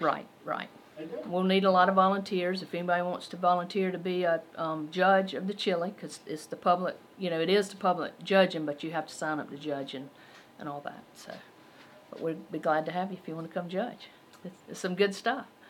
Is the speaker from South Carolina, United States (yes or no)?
yes; Belton, South Carolina, United States; I'm from Belton